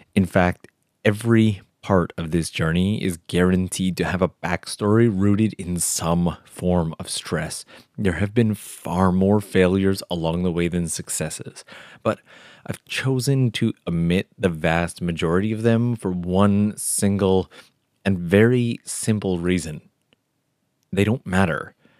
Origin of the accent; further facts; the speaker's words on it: Canada; now in Japan; it was in Canada, of all places, my home country